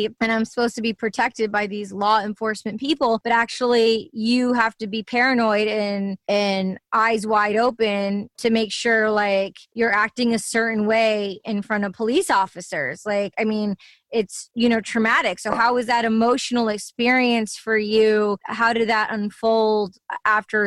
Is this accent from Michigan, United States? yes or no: yes; Livonia, Michigan, United States; I'm Greek American, and I mean, I remember growing up in Livonia, Michigan